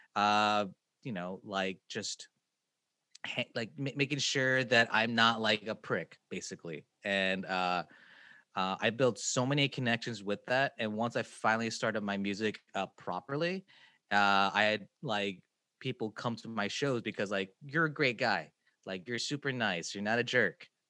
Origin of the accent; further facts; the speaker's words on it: Kansas City, United States; I'm from Kansas City